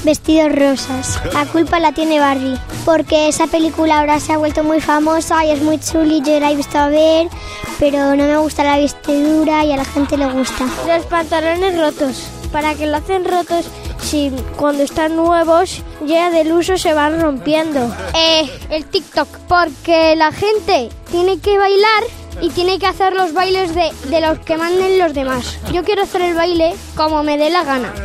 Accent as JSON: {"language": "Spanish", "town": "Almonte", "region": "Andalusia", "country": "Spain", "said": "soy de Almonte de Huelva"}